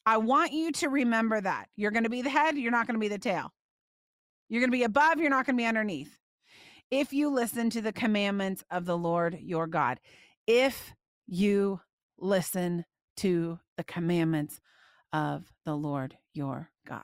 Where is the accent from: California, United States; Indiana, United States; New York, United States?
Indiana, United States; I used to go to the wigwam roller skating rink growing up in Indiana